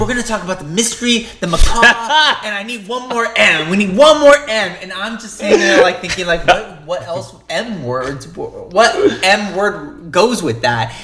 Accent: Long Beach, California, United States; moved away as an adult; now in Los Angeles, United States; We grew up in Orange County area, Long Beach

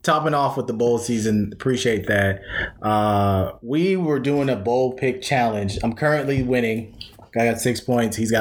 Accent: South Carolina, United States; I'm from South Carolina

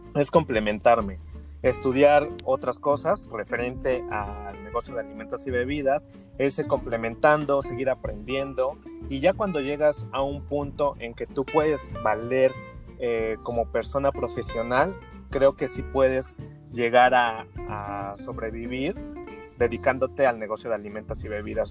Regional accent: Mexico; como mexicanos

